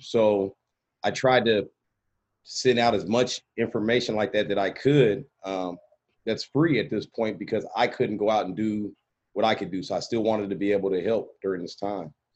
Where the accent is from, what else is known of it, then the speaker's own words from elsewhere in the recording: Portland, Oregon, United States; we're from Portland, Oregon